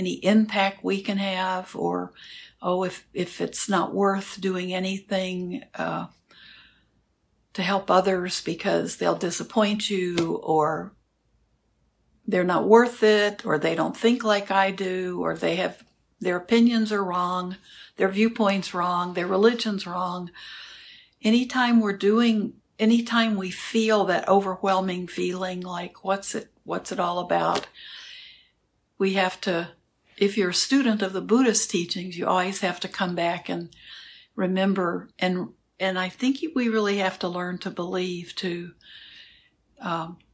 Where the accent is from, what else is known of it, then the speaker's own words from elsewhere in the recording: Houston, Texas, United States; moved away; I grew up in Houston